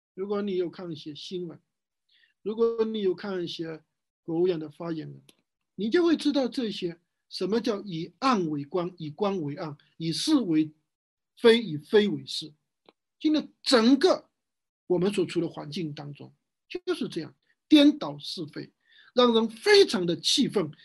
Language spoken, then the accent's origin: Chinese; Wenzhou, Zhejiang, China; 在我们温州这边